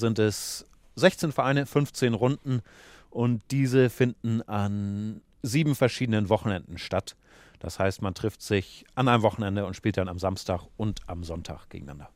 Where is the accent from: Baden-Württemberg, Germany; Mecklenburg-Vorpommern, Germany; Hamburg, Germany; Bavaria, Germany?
Hamburg, Germany; also born or lived in Mediterranean (on a sailing boat); Dann bin ich in Hamburg in den Schachclub gegangen